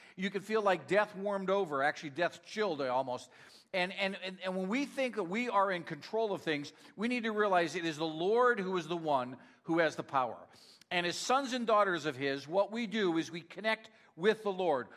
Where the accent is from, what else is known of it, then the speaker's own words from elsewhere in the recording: Northeast Pennsylvania, United States; moved away; I'm from Northeast Pennsylvania, so uh, Rhonda always teases me uh, that I say strength wrong